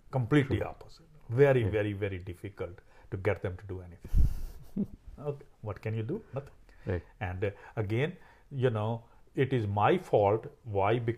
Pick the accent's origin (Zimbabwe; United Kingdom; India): India; born or raised there; moved away as an adult; now in San Diego, United States